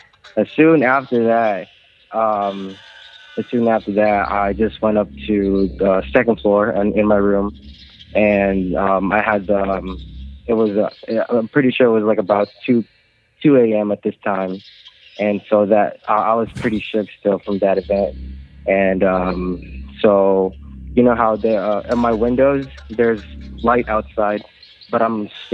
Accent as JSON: {"language": "English", "country": "Philippines", "tie": "born or raised there", "moved": "yes", "lives_now": "Los Angeles, United States", "said": "I was born and raised in the Philippines"}